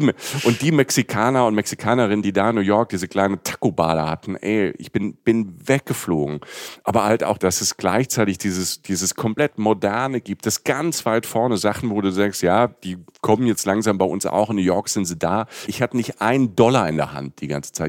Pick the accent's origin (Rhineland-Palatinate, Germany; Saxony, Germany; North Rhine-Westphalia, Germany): Rhineland-Palatinate, Germany; wenn du aus, vom Dorf kommst, irgendwie aus Südwestdeutschland, ähm, und wir hatten, ich komme aus der Pfalz